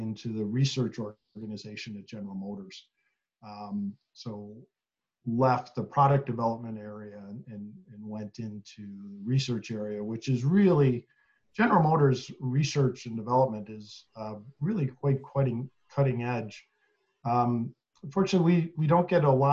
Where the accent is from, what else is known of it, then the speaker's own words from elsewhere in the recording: Buffalo, New York, United States; moved away; also born or lived in Detroit area, Michigan; I was born and raised in Buffalo, New York